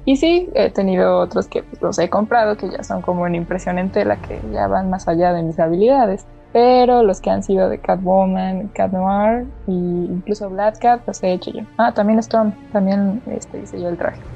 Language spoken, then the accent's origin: Spanish; Córdoba, Veracruz, Mexico; also born or lived in Xalapa, Veracruz; aquí de donde soy, este, mi, casa, su casa, en Córdoba, Veracruz.